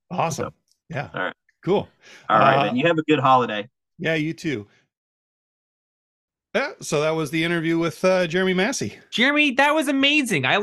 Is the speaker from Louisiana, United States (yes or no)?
yes; New Orleans, Louisiana, United States; born there; I was born in New Orleans